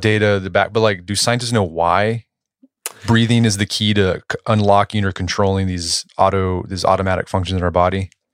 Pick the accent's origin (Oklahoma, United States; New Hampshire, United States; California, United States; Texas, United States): Oklahoma, United States; Tulsa; my hometown, Tulsa